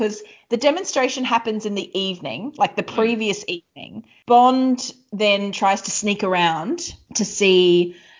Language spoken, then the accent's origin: English; Queensland, Australia; I'm from Queensland